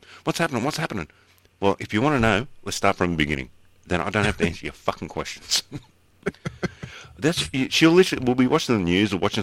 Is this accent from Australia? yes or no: yes; Sydney, New South Wales, Australia; I was born in Canterbury Hospital, so born and bred Bulldog.